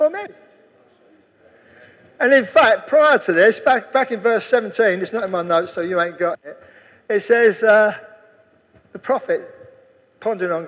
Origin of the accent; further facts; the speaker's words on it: England, United Kingdom; I'm English.